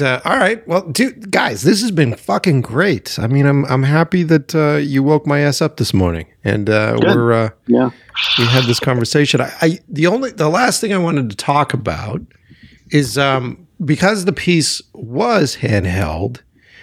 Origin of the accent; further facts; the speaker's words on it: Cape Cod, Massachusetts, United States; I grew up on the Cape for years